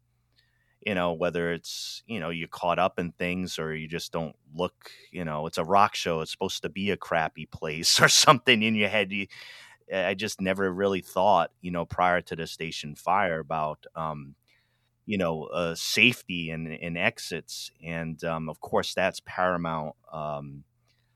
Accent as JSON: {"language": "English", "town": "Pawtucket", "region": "Rhode Island", "country": "United States", "said": "I'm from Rhode Island, Pawtucket, Rhode Island, originally"}